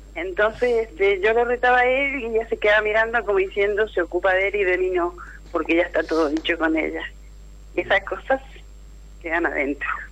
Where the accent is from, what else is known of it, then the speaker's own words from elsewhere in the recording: Mendoza, Argentina; also born or lived in Punta Alta, Buenos Aires Province; yo estoy acá en Mendoza, soy nacida en Punta Alta, Bahía Blanca, eh, y bueno, desde chica estoy acá en Mendoza